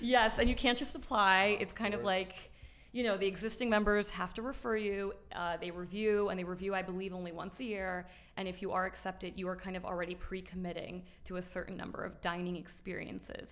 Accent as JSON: {"language": "English", "town": "Miami", "region": "Florida", "country": "United States", "tie": "born or raised there", "also_born_or_lived": "New York, United States", "said": "we moved to Miami"}